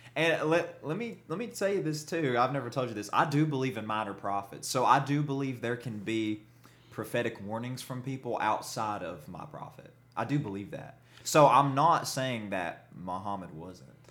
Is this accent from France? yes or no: no; the Bible Belt, United States; Growing up in the Bible Belt, being a member of this faith is awful